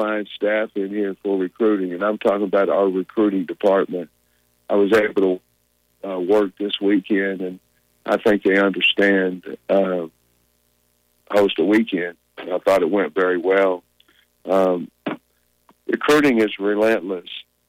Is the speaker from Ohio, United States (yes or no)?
no; Grove, Oklahoma, United States; You know, we're both from Oklahoma. I know he's from Ada, and I'm from Grove